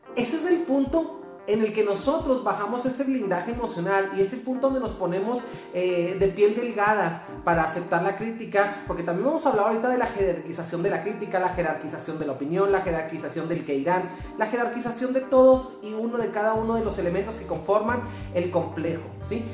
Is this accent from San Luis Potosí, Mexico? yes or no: no; Chihuahua, Mexico; Yo soy de aquí de Chihuahua